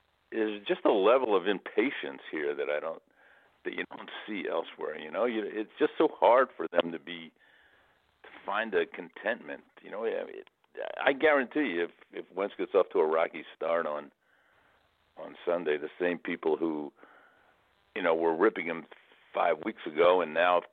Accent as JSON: {"language": "English", "town": "Philadelphia", "region": "Pennsylvania", "country": "United States", "tie": "born or raised there", "said": "as a native Philadelphian and a guy that's worked in sports here a long, long time"}